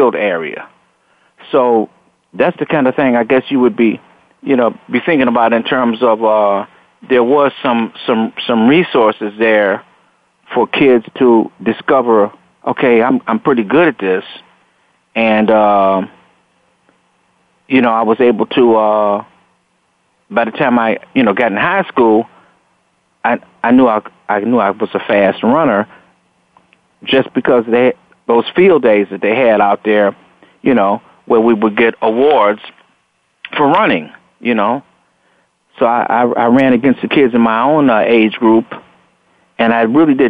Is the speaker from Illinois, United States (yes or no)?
yes; Chicago, Illinois, United States; also born or lived in Robbins, Illinois; moved out here to Robbins, Illinois, from the west side of Chicago